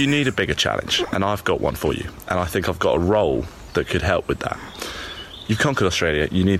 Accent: England, United Kingdom; I am English.

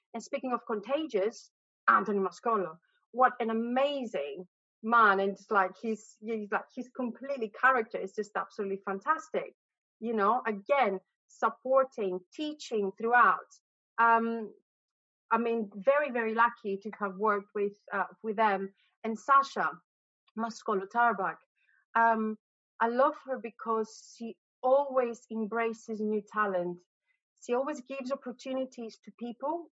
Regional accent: Greece; moved away as an adult; also born or lived in Abu Dhabi, United Arab Emirates / United States; now in London, United Kingdom; I was raised in Greece. But I've lived in London for 22 years

